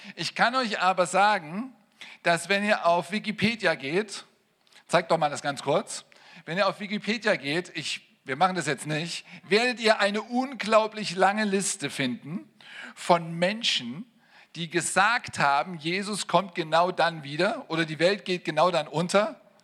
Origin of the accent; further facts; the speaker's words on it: East Germany, Germany; ich bin in Ostdeutschland aufgewachsen